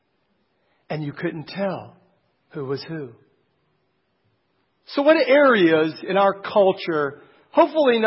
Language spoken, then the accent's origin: English; Canton, Ohio, United States; Canton, Ohio, my hometown.